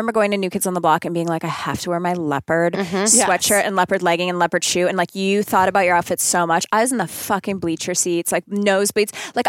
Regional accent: Canada; I'm Canadian.

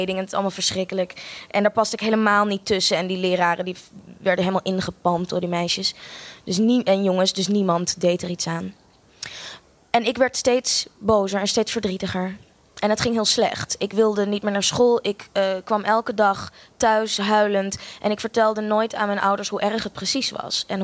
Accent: Australia; also born or lived in Amsterdam, Netherlands; Ik eh, ben eh, geboren in Amsterdam. Sorry, ik ben een heel groot deel van mijn leven opgegroeid ook in Australië.

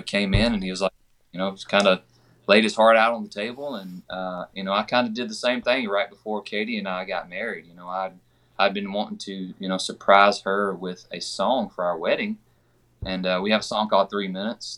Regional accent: Georgia, United States; I'm from Georgia

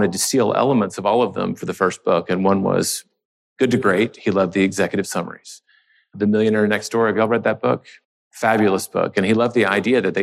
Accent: Memphis, Tennessee, United States; moved away as an adult; also born or lived in New York City; now in Austin, United States; I'm from the South originally, Memphis, Tennessee

